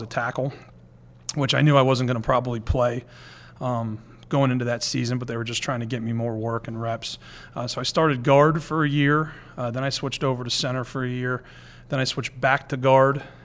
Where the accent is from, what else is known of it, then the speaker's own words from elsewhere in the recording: near Millersville, Pennsylvania, United States; growing up near Millersville